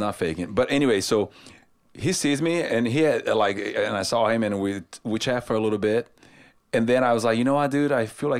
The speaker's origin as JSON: {"language": "English", "country": "Brazil", "moved": "yes", "lives_now": "Nashville, United States", "said": "I'm from Brazil"}